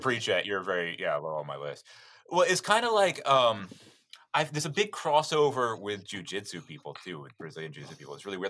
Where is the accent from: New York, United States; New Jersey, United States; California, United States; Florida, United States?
Florida, United States; Destin; moved away as an adult; also born or lived in Alabama / New Orleans, Louisiana; now in Japan; I'm from Destin, Florida, the resort the resort town of Destin, Florida